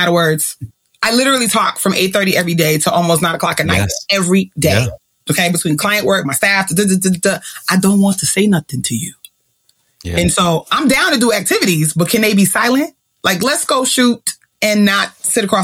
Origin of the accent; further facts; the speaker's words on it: Jamaica; I'm still a Jamaican woman